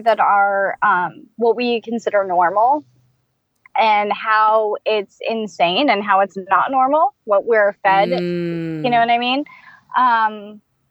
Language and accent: English; California, United States; I'm from California